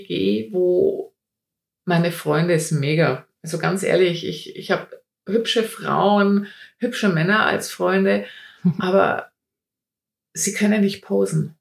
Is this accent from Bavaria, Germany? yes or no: yes; Bayreuth, Bavaria, Germany; ich komme aus Bayreuth, also aus dem schönen Frankenland, Oberfranken